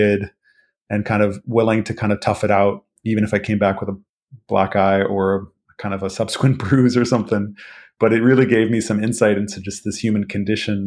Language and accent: English; Santa Monica, California, United States; I grew up in Santa Monica